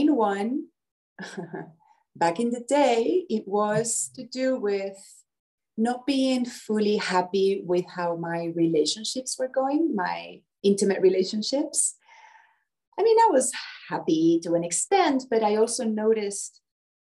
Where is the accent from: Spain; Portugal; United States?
Spain; moved away as an adult; Well, I'm Spanish. I was born in Spain, but yeah, for the past 20 years, I've been all around the world